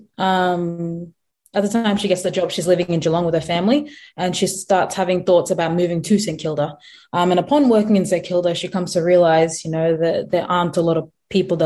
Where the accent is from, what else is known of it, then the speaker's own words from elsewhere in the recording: South Sudan; now in Australia; I'm South Sudanese